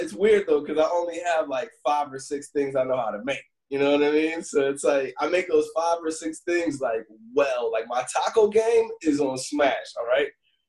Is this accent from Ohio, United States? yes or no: yes; Cleveland, Ohio, United States; also born or lived in Chicago / Philadelphia / Los Angeles; now in New York, United States; So I'm originally from Cleveland, Ohio, and then I moved to Chicago and Philly and LA, and now I'm in New York, right?